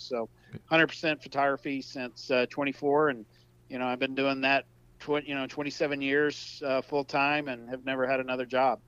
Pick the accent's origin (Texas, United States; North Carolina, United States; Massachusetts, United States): Texas, United States; South; I'm from South Texas, born and raised in Texas